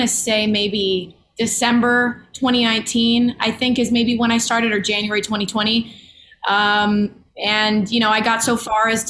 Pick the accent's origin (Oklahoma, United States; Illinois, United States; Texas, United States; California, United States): Illinois, United States; Chicago; now in Los Angeles, United States; I am from Chicago, my hometown